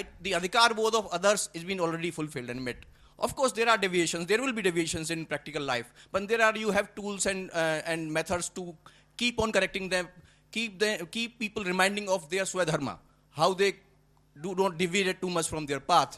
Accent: Rajasthan, India; I come from Rajasthan.

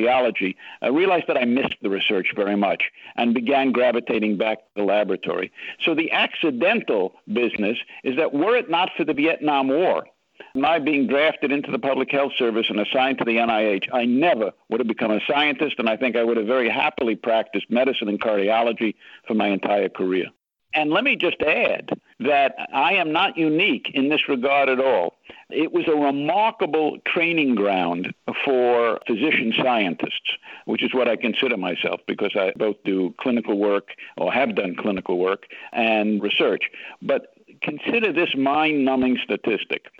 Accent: New York City, New York, United States; as a little boy growing up in Bronx, New York City

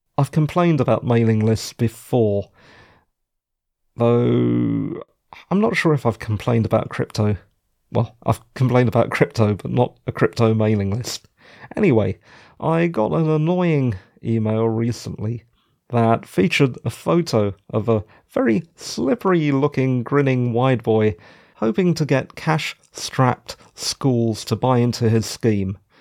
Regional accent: London, United Kingdom; I'm a Londoner

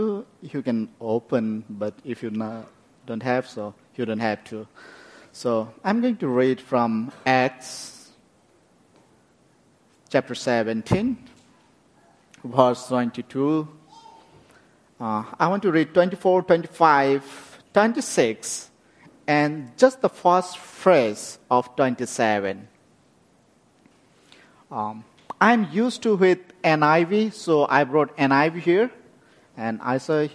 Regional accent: West Bengal, India; moved away; also born or lived in Bhutan / Nepal; I born in Bhutan, and very much I grew up in India

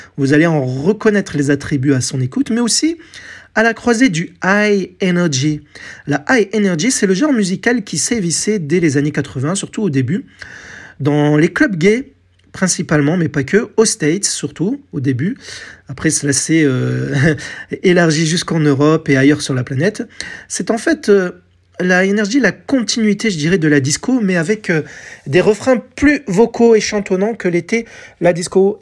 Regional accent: France; chez nous en France

